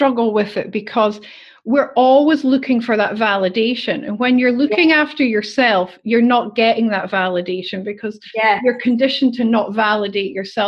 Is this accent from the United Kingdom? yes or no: yes; Scotland, United Kingdom; moved away as an adult; now in Australia; next week it'll be 10 years since I moved to Australia, because I'm obviously originally from Scotland.